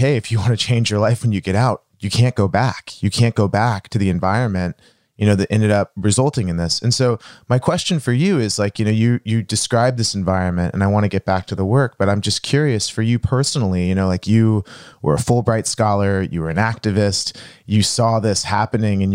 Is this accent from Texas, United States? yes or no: yes; Dallas, Texas, United States; I'm from Dallas, Texas